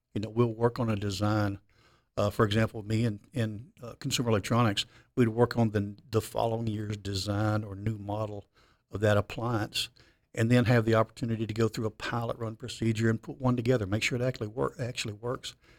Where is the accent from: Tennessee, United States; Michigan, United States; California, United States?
Tennessee, United States; Memphis; I'm born and raised in Memphis, Tennessee.